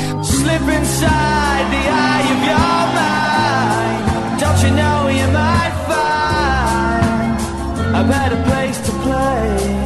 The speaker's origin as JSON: {"language": "English", "town": "Basildon", "region": "East of England", "country": "United Kingdom", "tie": "born there", "said": "I was born in Basildon and I am ready to drop some lyrics."}